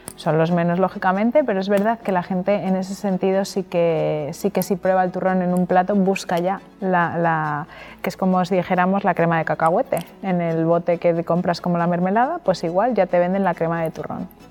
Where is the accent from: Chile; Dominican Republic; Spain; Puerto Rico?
Spain; Madrid, Community of Madrid; now in Alicante, Spain; que soy madrileña